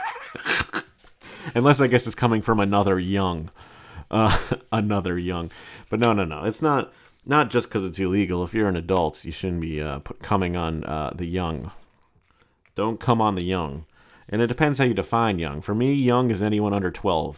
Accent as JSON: {"language": "English", "town": "New York City", "region": "New York", "country": "United States", "said": "my right as a New Yorker"}